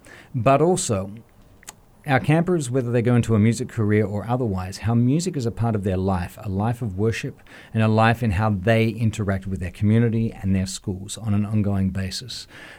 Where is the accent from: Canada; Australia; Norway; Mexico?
Australia; moved away; And the number one reason I came here from Australia was, as I was looking at a calling in my life, whether it was to pastoral ministry, to music